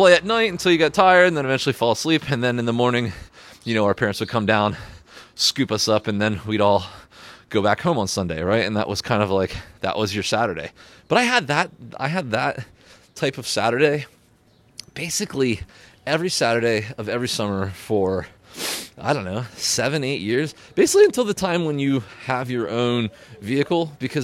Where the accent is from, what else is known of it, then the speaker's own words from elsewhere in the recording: Pennsylvania, United States; moved away as an adult; I grew up in Pennsylvania